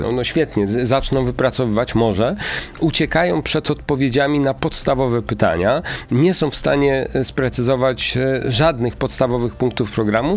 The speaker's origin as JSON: {"language": "Polish", "region": "Kuyavian-Pomeranian Voivodeship", "country": "Poland", "said": "w Bydgoszczy, i i w województwie kujawsko-pomorskim, skąd, skąd jestem"}